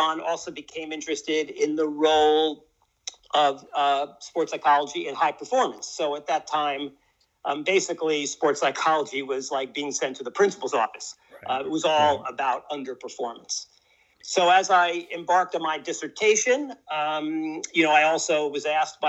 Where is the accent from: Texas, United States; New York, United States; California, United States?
New York, United States; New York City; I was kind of born and raised in New York, grew up in Washington Heights